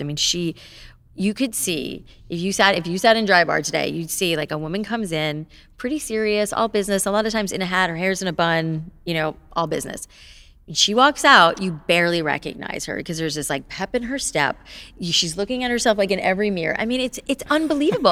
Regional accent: Boca Raton, Florida, United States; moved away; I grew up in South Florida

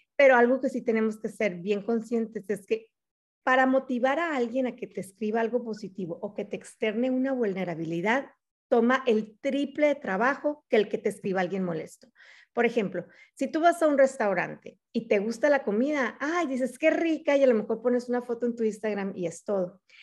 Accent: Mexico; moved away as an adult; now in Arizona, United States; soy mexicana

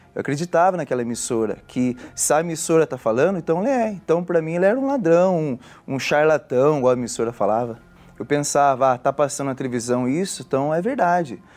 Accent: Tatuí, São Paulo, Brazil; sou da cidade de Tatuí

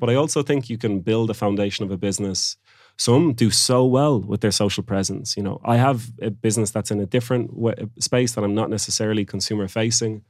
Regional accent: Oranmore, Connacht, Ireland; moved away; also born or lived in Barcelona, Spain; I'm from Galway as well

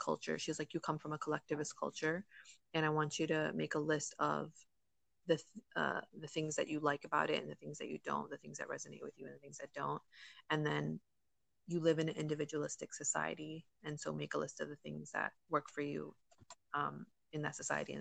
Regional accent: United States; I'm American

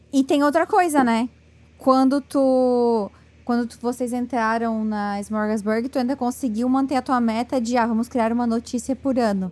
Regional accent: Brazil; moved away; como brasileira morando fora

